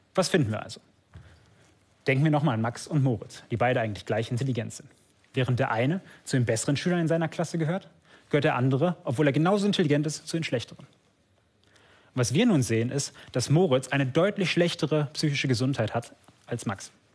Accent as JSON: {"language": "German", "country": "Germany", "said": "hier bei uns in Deutschland"}